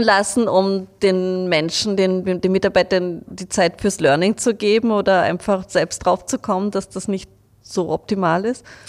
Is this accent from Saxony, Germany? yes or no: yes; Leipzig, Saxony, Germany; moved away; ich komme ja aus Leipzig